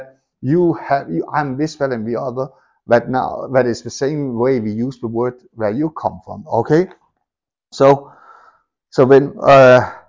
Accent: Denmark; moved away; I grew up in Denmark

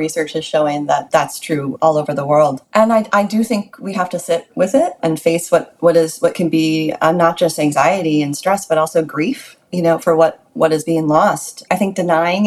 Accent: United States; as an American

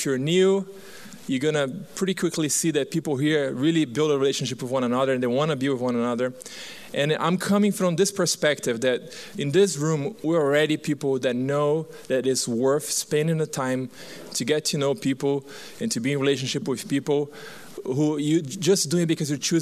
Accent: Brazil; moved away as an adult; also born or lived in Turkey / Paraguay; now in Arizona, United States; I was born and raised in Brazil

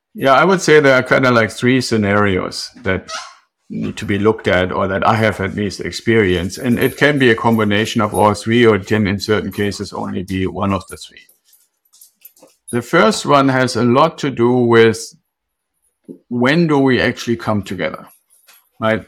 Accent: Germany; moved away; I'm originally from Germany.

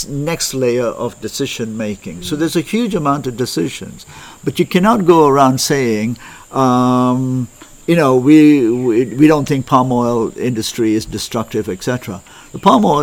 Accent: Malaysia; I come from Malaysia

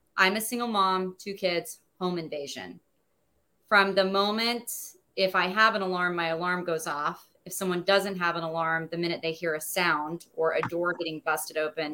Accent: Oklahoma, United States; I'm from Oklahoma

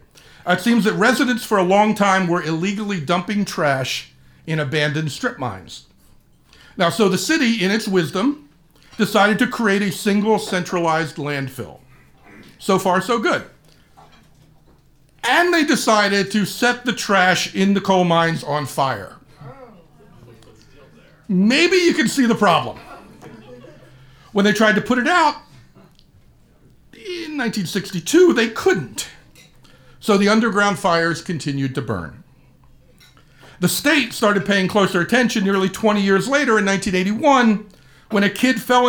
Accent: Wildwood, New Jersey, United States; moved away as an adult; also born or lived in Philadelphia area; now in Indianapolis, United States; I grew up in Wildwood, New Jersey, a 5-mile-long beach and boardwalk island

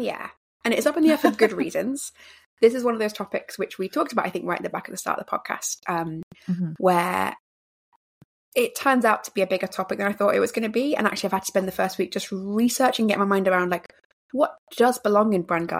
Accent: England, United Kingdom; I'm English

